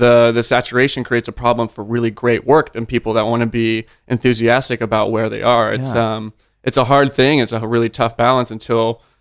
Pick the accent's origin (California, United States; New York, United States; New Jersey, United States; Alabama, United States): California, United States; Sacramento; moved away as an adult; also born or lived in Redwood City, California / Santa Cruz, California / San Francisco, California; now in Austin, United States; I was born in Redwood City. But I'd say I'm definitely more by way of Sacramento. That's where I grew up